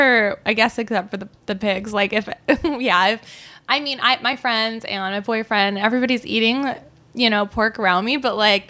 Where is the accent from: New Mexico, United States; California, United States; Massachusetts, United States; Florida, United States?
California, United States; Laguna Beach; I'm from Laguna Beach